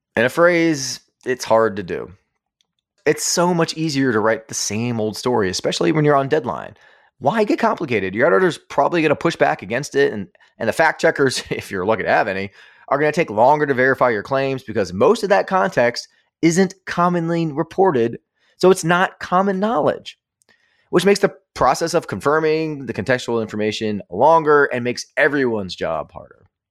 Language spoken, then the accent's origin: English; United States